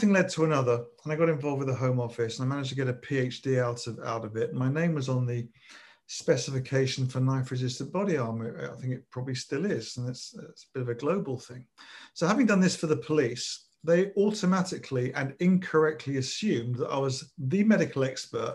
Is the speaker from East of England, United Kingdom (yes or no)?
no; London, United Kingdom; I was brought up in North London